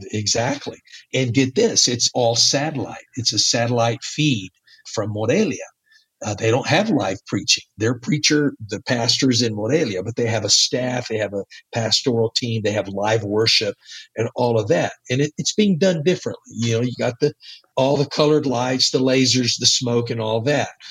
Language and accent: English; Texas, United States; accent: Texas; first language English; moved away; also born or lived in Spain; my Texas accent